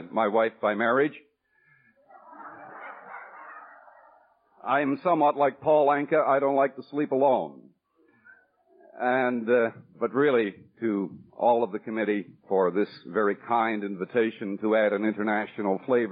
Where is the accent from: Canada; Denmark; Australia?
Canada; Newfoundland and Labrador; also born or lived in Manitoba; I was born in Newfoundland